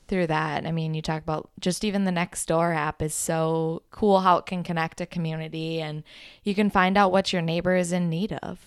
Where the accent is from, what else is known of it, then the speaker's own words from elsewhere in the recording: Minnesota, United States; I'm from Minnesota.